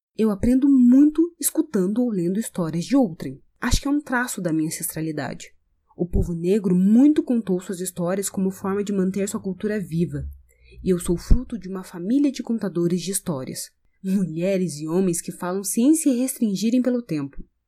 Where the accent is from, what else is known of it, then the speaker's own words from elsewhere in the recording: Brazil; sou brasileira